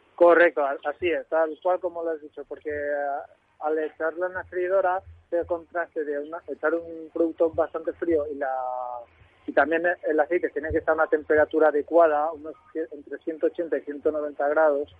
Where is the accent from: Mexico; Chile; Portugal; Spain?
Spain; Gandia, Valencian Community; moved away; abrí uno en Gandía de mi tierra, que soy valenciano, para, acercarme a mi tierra